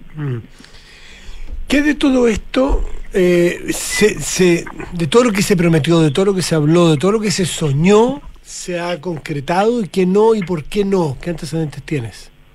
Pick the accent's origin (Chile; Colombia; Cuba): Chile; de mm. Chile